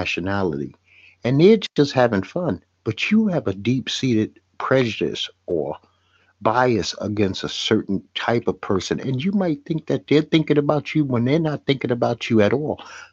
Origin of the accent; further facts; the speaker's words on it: New York City, New York, United States; I'm from Brooklyn, New York